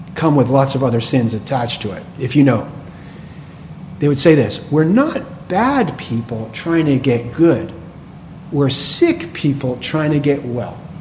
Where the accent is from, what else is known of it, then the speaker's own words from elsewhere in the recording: right outside of Boston, Massachusetts, United States; I grew up right outside of Boston.